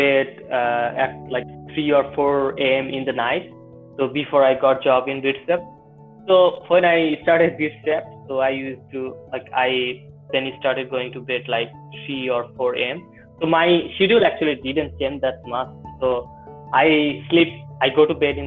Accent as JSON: {"language": "English", "country": "Bangladesh", "said": "I'm from Bangladesh."}